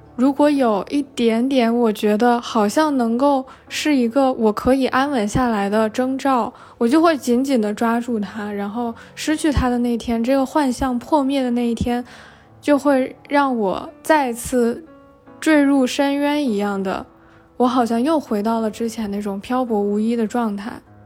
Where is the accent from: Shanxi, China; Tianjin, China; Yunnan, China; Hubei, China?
Tianjin, China; moved away as an adult; 如果说天津，也就是我的老家，我其实离开那里已经很久了，算下来可能都已经六年了